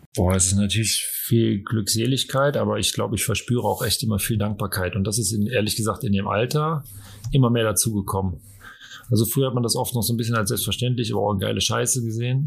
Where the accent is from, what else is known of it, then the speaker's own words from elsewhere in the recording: Cologne, North Rhine-Westphalia, Germany; moved away; Ich habe ja Ewigkeiten in Köln gelebt und das ist ja eigentlich so meine Heimatstadt